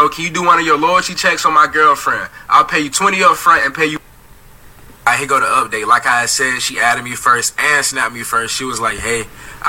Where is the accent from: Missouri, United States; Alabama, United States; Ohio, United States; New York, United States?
Alabama, United States; now in Chicago, United States; I was like, I'm from Alabama, but I just moved outside of Chicago